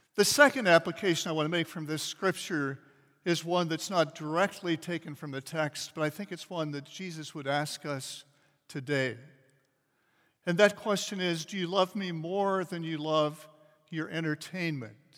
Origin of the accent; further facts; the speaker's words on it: Kansas City, United States; I grew up in Kansas City, which is a big city about the size of Indianapolis